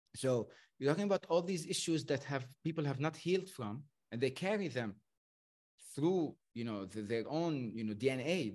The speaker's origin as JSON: {"language": "English", "country": "Lebanon", "tie": "born or raised there", "said": "I was brought up in Lebanon"}